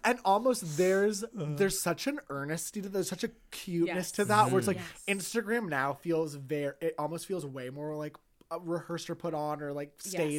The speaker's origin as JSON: {"language": "English", "town": "Toronto", "region": "Ontario", "country": "Canada", "tie": "born or raised there", "said": "and I grew up in the East End"}